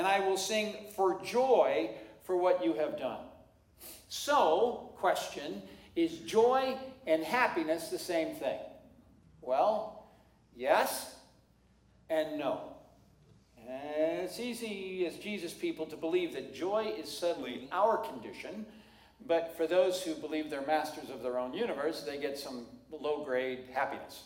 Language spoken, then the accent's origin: English; Seattle, Washington, United States; I'm from Seattle.